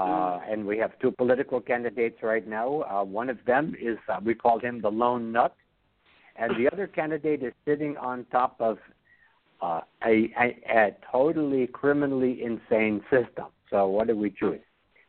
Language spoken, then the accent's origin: English; Brooklyn, New York, United States; I speak the King's English because I'm from Kings County.